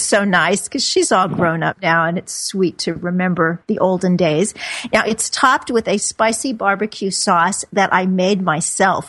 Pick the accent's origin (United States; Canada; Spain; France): United States; Midwest; moved away; meatloaf, just like I grew up on back in the Midwest